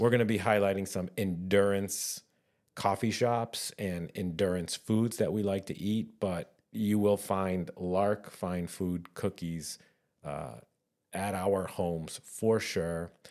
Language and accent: English; New Hampshire, United States; I grew up in New Hampshire